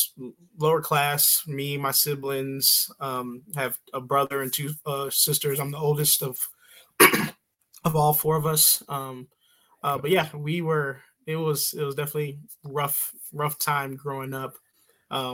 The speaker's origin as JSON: {"language": "English", "town": "St. Louis", "region": "Missouri", "country": "United States", "tie": "born or raised there", "also_born_or_lived": "St. Charles, Missouri", "moved": "as an adult", "lives_now": "Troy, Illinois, United States", "said": "I grew up in St. Louis, Missouri, born and raised, mostly in North County, and then later on moved out to, the St. Charles, Missouri area."}